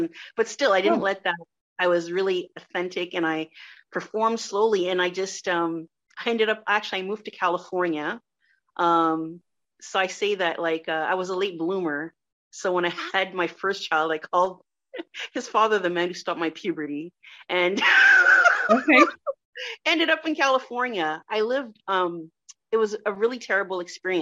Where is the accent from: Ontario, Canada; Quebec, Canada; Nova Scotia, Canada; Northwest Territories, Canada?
Ontario, Canada; Ottawa; first language French; English is a second language; also born or lived in Montreal, Canada; So I grew up in Blossom Park in a very Haitian household, but we were the only Black family in a very white neighborhood, which is why I sound like this